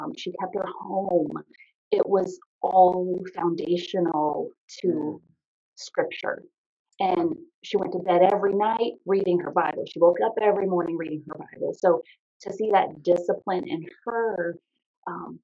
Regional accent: Triangle, Virginia, United States; also born or lived in Lake Ridge, Virginia; I grew up in Triangle, right outside the Quantico Marine Corps base

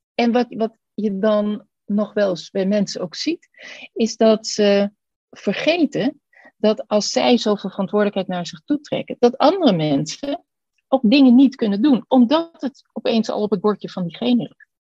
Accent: Netherlands; ons als Nederlanders

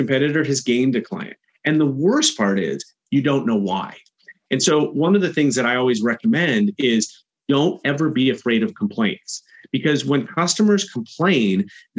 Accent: Chicago, Illinois, United States; I'm from Chicago

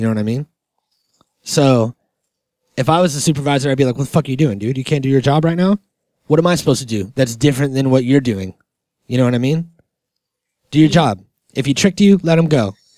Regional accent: Germany; And I'm from Germany.

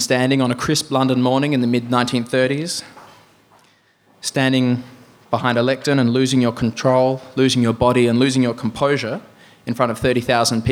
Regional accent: Adelaide, South Australia, Australia; moved away; a sunburnt larrikin from my hometown of Adelaide

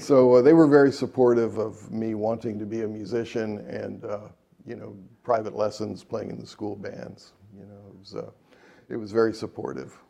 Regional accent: Dayton, Ohio, United States; I grew up in Dayton, Ohio. I was born in 1954

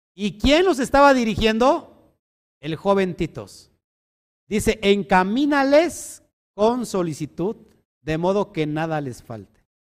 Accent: Mexico; como mexicanos

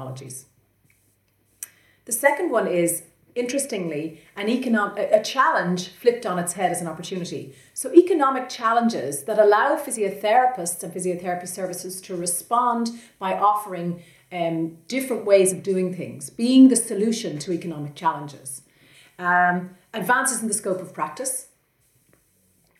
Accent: Ireland; we're both from Ireland

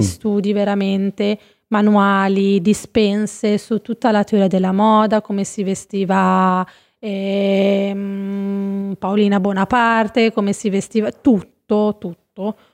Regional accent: Savignano sul Rubicone, Emilia-Romagna, Italy; moved away as an adult; now in Milan, Italy; a Rimini, Savignano, il mio paesino di origine

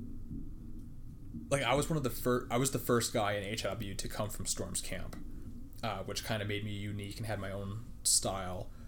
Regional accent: Yukon, Canada; moved away; I'm from the Yukon

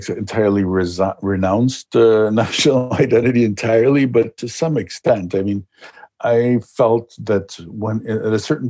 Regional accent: Mexico City, Mexico; also born or lived in Chile; I was born in Chile, but I grew up, I arrived in Mexico as a boy

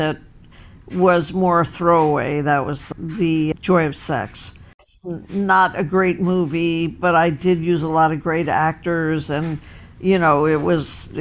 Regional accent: United States; as an American.

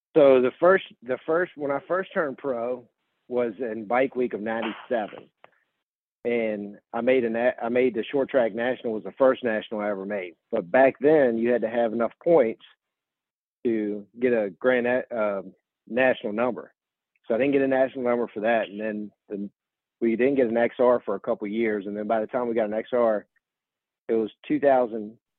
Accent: Virginia, United States; I grew up in Virginia

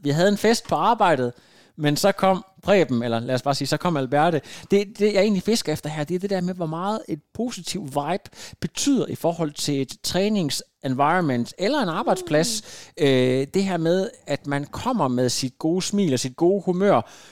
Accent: Denmark; er vi danskere

